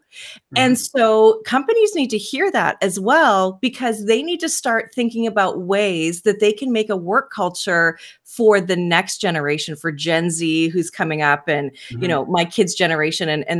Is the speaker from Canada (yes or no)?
yes; Canada; I'm Canadian, so here in Canada